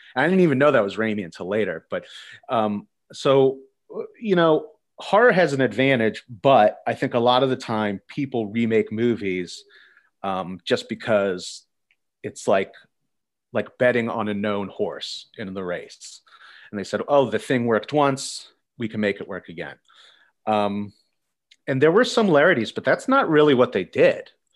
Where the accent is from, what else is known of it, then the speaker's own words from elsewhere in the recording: Pennsylvania, United States; I'm from Pennsylvania.